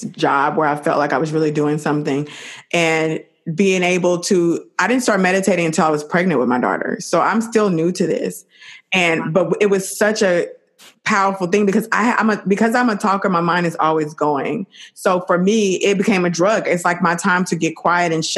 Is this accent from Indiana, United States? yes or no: no; Dallas, Texas, United States; moved away; I'm from Dallas